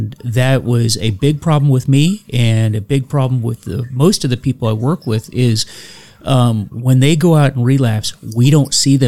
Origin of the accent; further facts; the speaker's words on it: Florida, United States; I grew up in Florida, and I remember when I was a kid, the Buccaneers started